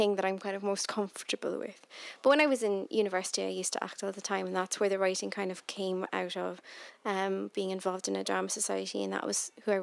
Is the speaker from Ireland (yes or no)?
yes; Cork, Munster, Ireland; moved away as an adult; now in Scotland, United Kingdom; my hometown of Cork